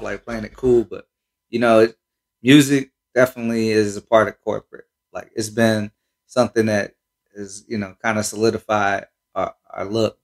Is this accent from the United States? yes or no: yes; Cincinnati, Ohio, United States; also born or lived in Minnesota / Columbus; I'm from Cincinnati, uh, but you know I did a, a little time in Minnesota